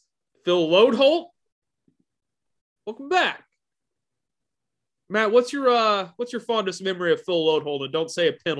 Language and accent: English; Edmonton, Alberta, Canada; I'm from